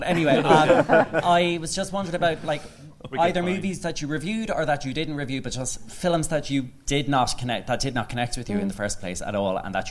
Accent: Leinster, Ireland; I'm … from Kildare.

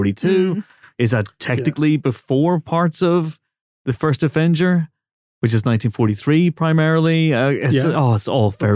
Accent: Northern Ireland, United Kingdom; I come from Northern Ireland

